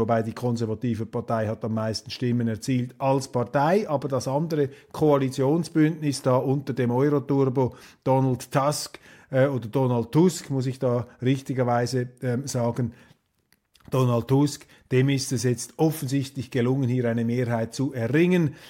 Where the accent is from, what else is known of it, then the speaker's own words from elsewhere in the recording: Switzerland; als Schweizer